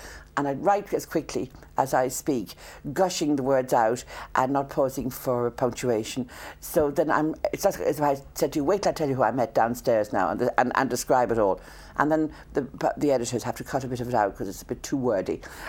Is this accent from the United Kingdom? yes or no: no; Ireland; the lucky thing about being born Irish